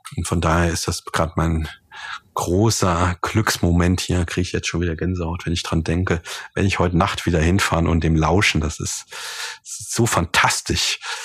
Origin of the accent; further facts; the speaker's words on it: Germany; hier bei uns in Deutschland